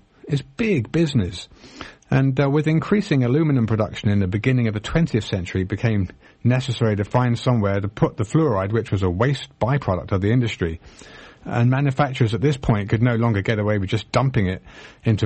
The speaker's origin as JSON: {"language": "English", "region": "England", "country": "United Kingdom", "tie": "born or raised there", "moved": "yes", "lives_now": "United States", "said": "I was born in Britain. I'm a US citizen now"}